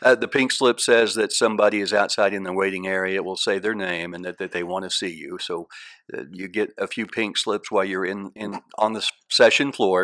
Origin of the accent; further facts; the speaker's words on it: Ponca City, Oklahoma, United States; also born or lived in Texas; Ponca City is certainly my hometown